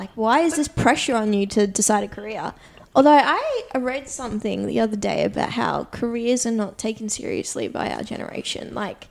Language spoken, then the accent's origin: English; Brisbane, Queensland, Australia; I grew up in a city. Yeah, like I'm from Brizzy.